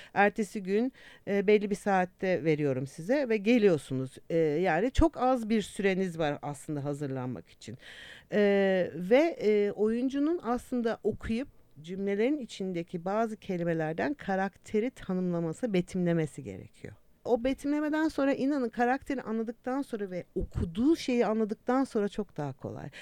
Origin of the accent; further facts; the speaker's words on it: Istanbul, Turkey; moved away as an adult; also born or lived in England; İstanbul doğumluyum ben